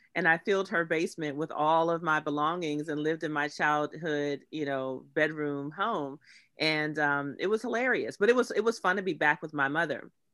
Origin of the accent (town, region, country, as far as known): Pittsburgh, Pennsylvania, United States; born or raised there; moved away